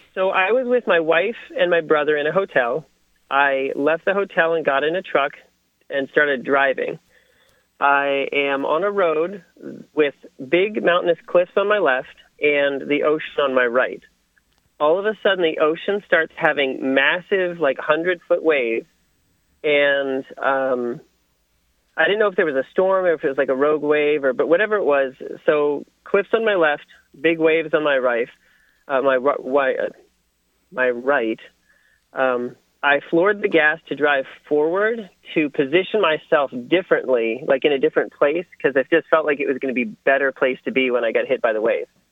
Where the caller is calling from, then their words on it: Portland, Oregon, United States; I'm calling from Portland, Oregon